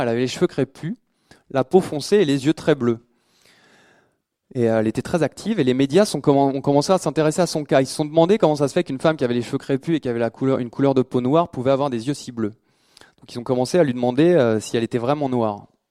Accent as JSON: {"language": "French", "country": "France", "said": "en tant que Français"}